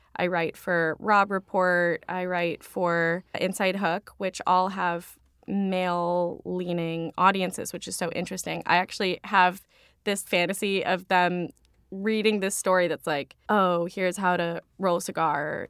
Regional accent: Claremont, California, United States; now in New York, United States; I grew up in Claremont, California, which is about forty minutes, depending on traffic, away from the main Los Angeles area.

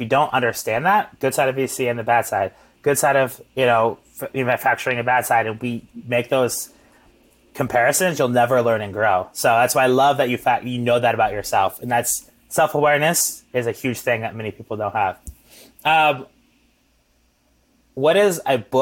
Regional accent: Midwest, United States; growing up in the Midwest

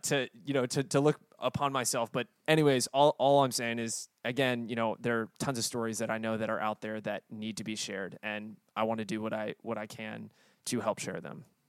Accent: the South, United States; born and raised in the South

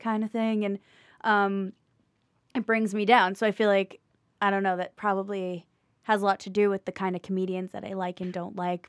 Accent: Morristown, New Jersey, United States; now in New York City, United States; North Jersey by Morristown

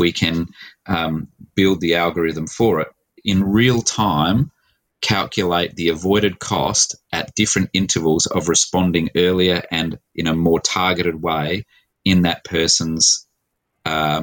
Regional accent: Adelaide, South Australia, Australia; So I'm an Adelaide boy. I was born here in Adelaide in 1968.

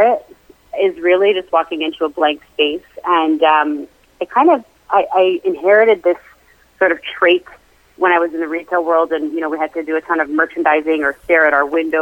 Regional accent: Toronto, Ontario, Canada; moved away; I am originally from Toronto, Canada

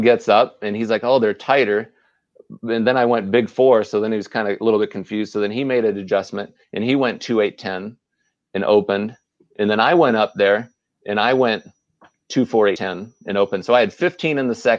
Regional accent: Las Vegas, Nevada, United States; we're from Las Vegas

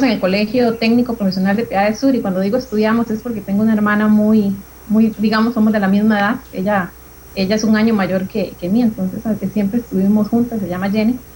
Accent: San Ramón, Alajuela, Costa Rica; Yo eh, tengo 34 años. Soy de San Ramón, específicamente de La Paz y en las montañas. Yo siempre digo, vivo como el de Heidi es en las puras montañas de La Paz de San Ramón.

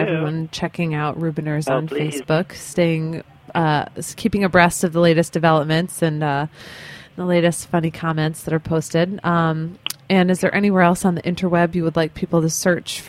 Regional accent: North of Chicago, Illinois, United States; North of Chicago, and like, you know, John Hughes land, where all those movies happened

